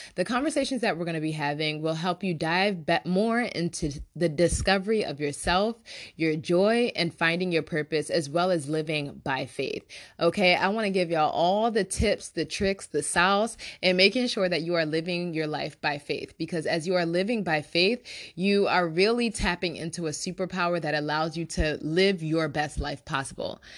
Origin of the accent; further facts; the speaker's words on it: Nigeria; I am Nigerian